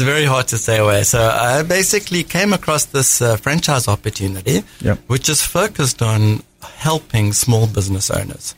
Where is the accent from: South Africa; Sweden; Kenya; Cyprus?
South Africa; accent: South African; moved away as an adult; now in United States; I hail from South Africa. That's the accent. Uh, I came over when I was 27 in the United States.